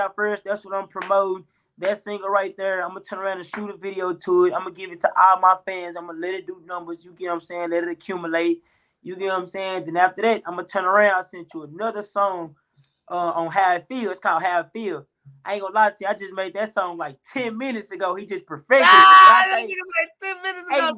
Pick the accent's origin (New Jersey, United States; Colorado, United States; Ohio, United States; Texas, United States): Texas, United States; Dallas; I'm from Dallas, Texas. Better yet, we can name it Oak Cliff. That's where I'm from